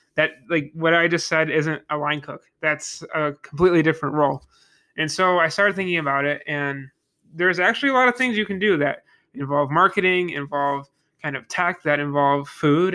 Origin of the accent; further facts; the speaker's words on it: Niagara Falls, New York, United States; I am from Niagara Falls, New York, uh, the Western New York region